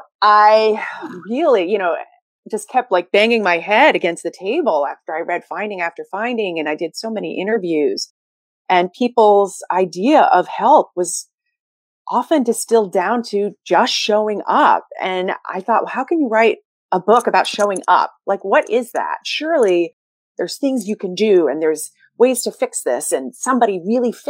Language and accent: English; New York City, New York, United States; I'm a Sagittarius from Brooklyn